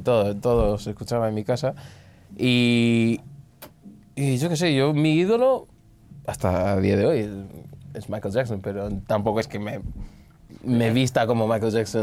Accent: Angola; also born or lived in Portugal; now in Spain; con 9 fue cuando volví a Angola

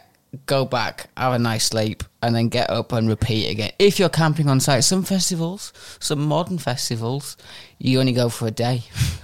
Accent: Whitehaven, North West England, United Kingdom; moved away; I'm from West Cumbria, Whitehaven. That's where I went to school.

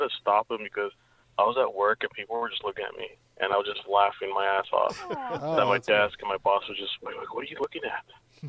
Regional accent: California, United States; I'm from California

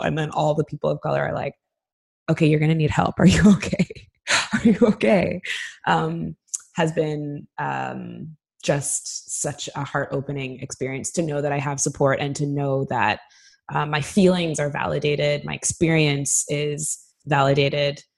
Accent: Canada; moved away as an adult; now in Sweden; as a Canadian

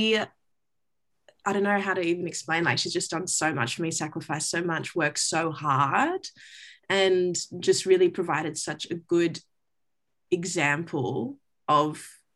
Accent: Brisbane, Queensland, Australia; moved away as an adult; also born or lived in Grenada / Perth; now in Sydney, Australia; I grew up in Brisbane and then, spent my first 18 years there and then moved over to Perth and then moved to Sydney

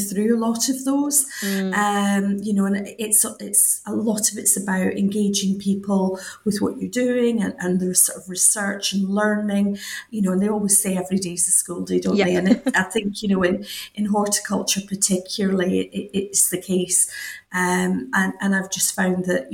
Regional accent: Scotland, United Kingdom; moved away; as you might have gathered from the accent, I grew up in Scotland

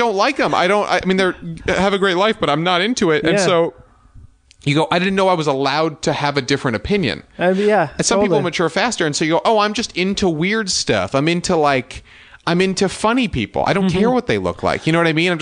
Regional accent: Westchester, New York, United States; I grew up in Westchester, New York

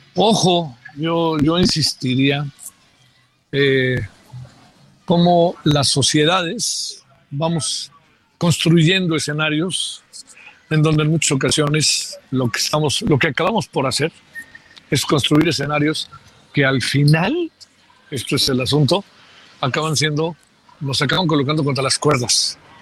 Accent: Mexico; soy mexicano

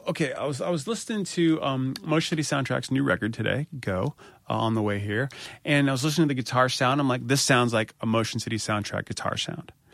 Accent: United States; I'm an American

